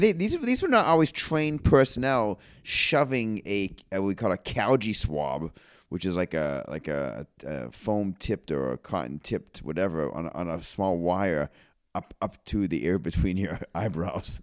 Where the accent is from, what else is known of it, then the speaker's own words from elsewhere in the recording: Auburn, Maine, United States; close to where we grew up in Auburn